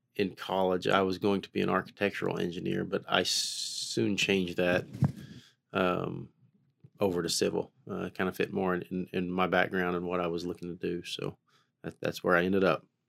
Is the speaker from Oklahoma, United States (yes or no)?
yes; Haskell, Oklahoma, United States; born and raised in Haskell, Oklahoma, uh, about thirty miles southeast of Tulsa here